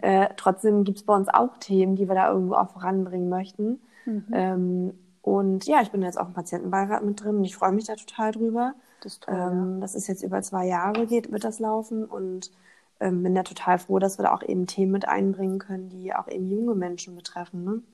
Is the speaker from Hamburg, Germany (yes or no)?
yes; Hamburg, Germany; also born or lived in Thuringia; Also ich bin in Thüringen geboren, in ja. Hamburg aufgewachsen